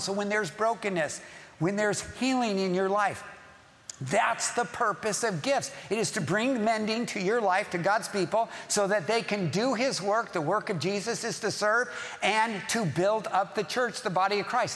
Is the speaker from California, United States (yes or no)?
yes; Southern California, United States; I'm from Southern California. I've lived here all my life